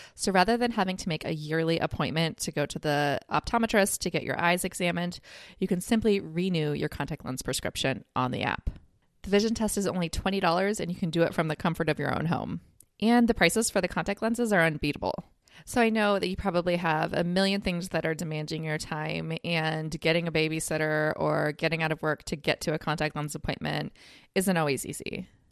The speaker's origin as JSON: {"language": "English", "country": "United States", "said": "as an American myself"}